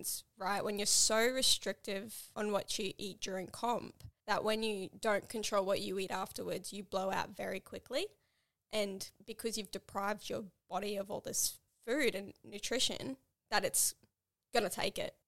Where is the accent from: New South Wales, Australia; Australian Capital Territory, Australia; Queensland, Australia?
Queensland, Australia; Townsville; moved away; I went back to Townsville, my hometown